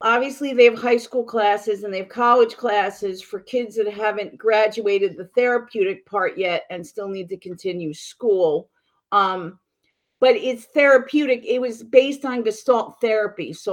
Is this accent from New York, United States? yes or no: yes; New York City, New York, United States; now in Mississippi, United States; New York City. I was born and raised in Manhattan.